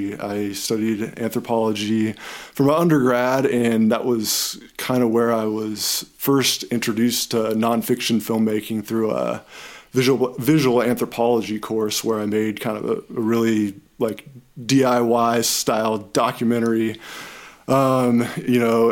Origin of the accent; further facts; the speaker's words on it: Kansas City, United States; now in Portland, United States; I grew up in the Midwest, from Kansas City, and I live here in Portland, Oregon